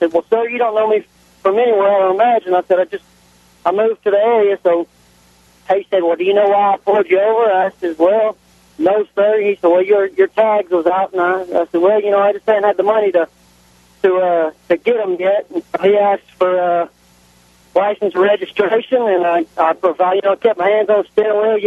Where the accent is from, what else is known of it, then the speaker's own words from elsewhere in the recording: Nashville, Tennessee, United States; moved away as an adult; now in West Tennessee, United States; I was raised up in Nashville, so I'm used to dealing with an aggressive police force, but I moved to West Tennessee